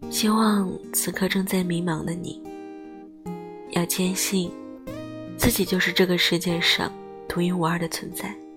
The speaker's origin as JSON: {"language": "Chinese", "region": "Heilongjiang", "country": "China", "tie": "born or raised there", "moved": "yes", "said": "我的家乡黑龙江"}